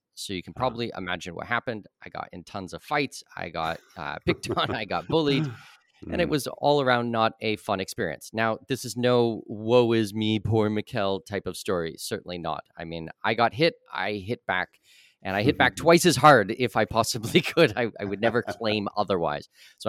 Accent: Ontario, Canada; So this was in Southwestern Ontario. I'm Canadian, born and raised.

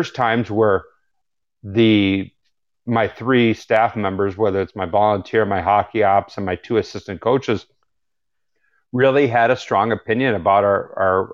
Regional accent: St. Louis, Missouri, United States; moved away; I'm from St. Louis originally

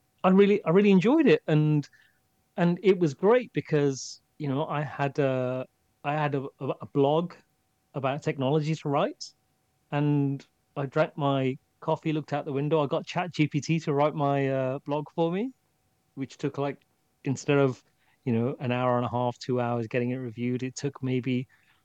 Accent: England, United Kingdom; England is home to me. And the cold is part of being English and being in England.

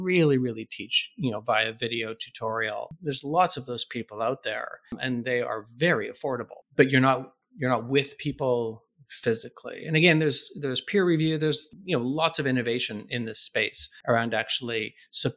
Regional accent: Canada; moved away; I'm Canadian

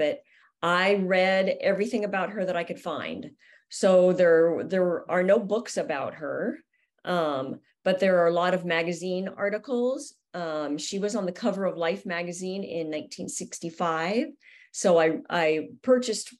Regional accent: Southern California, United States; growing up in Southern California, I knew about skateboarding. It's everywhere here

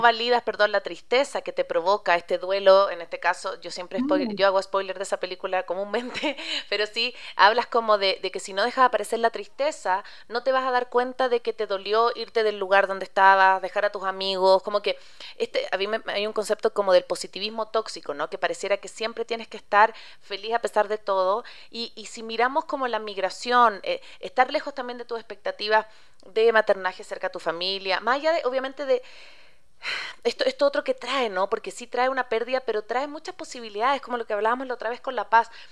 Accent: Chile; moved away

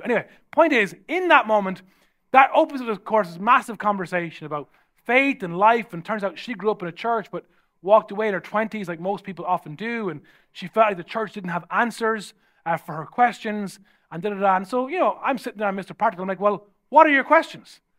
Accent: Ireland; I'm from Ireland

